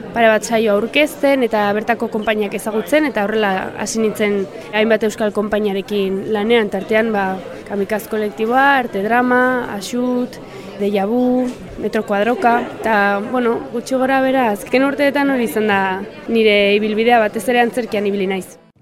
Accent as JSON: {"language": "Basque", "town": "Oion", "region": "Basque Country", "country": "Spain", "said": "nire herria dago logroinotik oso gertu"}